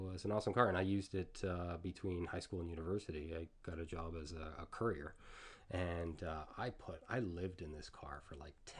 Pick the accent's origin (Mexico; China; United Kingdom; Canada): Canada; Toronto, Ontario; moved away as an adult; also born or lived in Asia; I grew up in Etobicoke. Like we have a house like right on the lake near where Humber College is now.